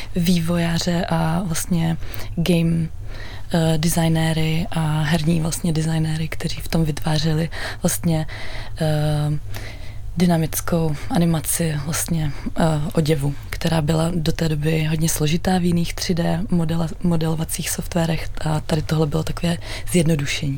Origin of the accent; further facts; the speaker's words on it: Czechia; also born or lived in Amsterdam; absolvovala jednu Eh, univerzitu tady u nás v Čechách